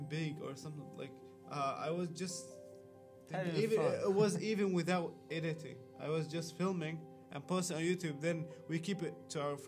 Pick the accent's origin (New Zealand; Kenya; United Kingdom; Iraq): Iraq; I am from Iraq